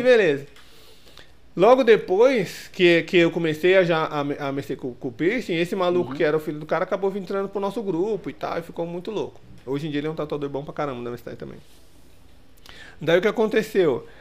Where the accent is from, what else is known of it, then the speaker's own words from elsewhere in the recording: Ferraz de Vasconcelos / Suzano area, São Paulo, Brazil; now in São Paulo, Brazil; lá da minha cidade, né? Era os carinhas de lá, o, a, a, os dois estúdios de Ferraz e o de, e o de Suzano.